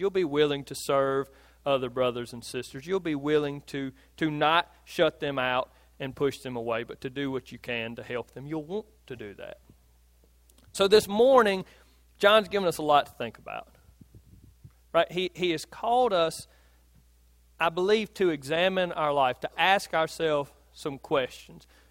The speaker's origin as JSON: {"language": "English", "town": "Philadelphia", "region": "Mississippi", "country": "United States", "tie": "born or raised there", "said": "I grew up in Philadelphia"}